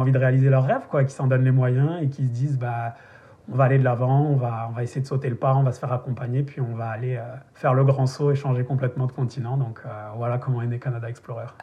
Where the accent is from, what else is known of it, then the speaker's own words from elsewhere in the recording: the South of France, France; moved away as an adult; also born or lived in Paris; moi je viens du Sud